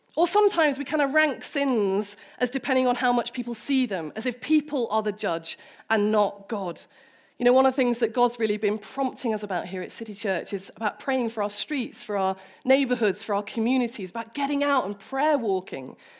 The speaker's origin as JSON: {"language": "English", "country": "United Kingdom", "said": "As a British person"}